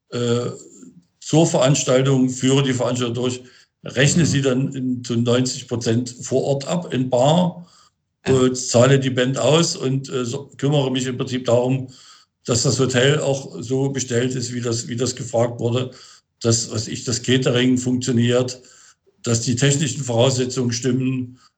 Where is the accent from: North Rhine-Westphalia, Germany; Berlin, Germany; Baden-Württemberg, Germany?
Berlin, Germany; Ja, ich bin gerade in Potsdam. Das hat, hat ein bisschen was mit der Corona-Situation zu tun. Eigentlich bin ich ja Berliner.